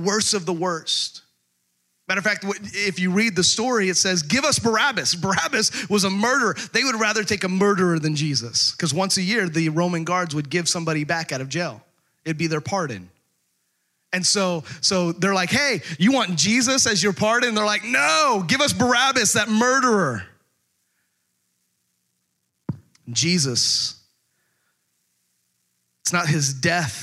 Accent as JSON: {"language": "English", "region": "Texas", "country": "United States", "tie": "born or raised there", "said": "I grew up in Texas"}